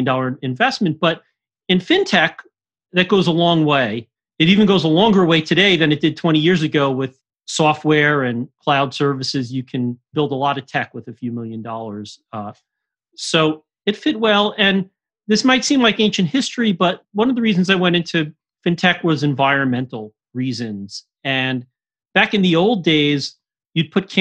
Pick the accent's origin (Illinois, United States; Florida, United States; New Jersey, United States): New Jersey, United States; suburbs in; I grew up in suburbs in New Jersey, suburbs of New York City